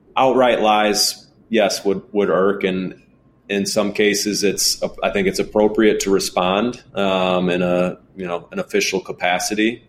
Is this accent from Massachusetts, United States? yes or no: no; Illinois, United States; my home state where I've lived damn near my whole life